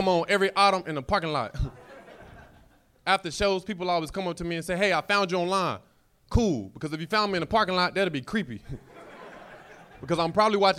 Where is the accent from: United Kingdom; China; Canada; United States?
United States; North Carolina; I'm from North Carolina.